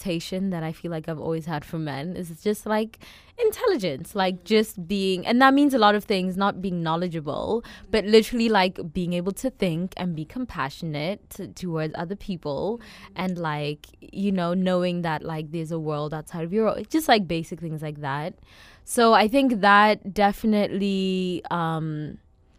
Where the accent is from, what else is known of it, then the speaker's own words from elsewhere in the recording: South Africa; growing up, I can see how, like, my immediate environment, as well as, like, my household, as well as being South African